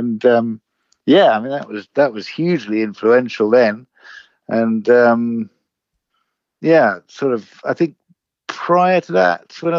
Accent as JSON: {"language": "English", "region": "England", "country": "United Kingdom", "tie": "born or raised there", "said": "I grew up in the UK, in England, in all over the place, really. But I lived in London for 30 years. So I suppose I'm sort of from here now."}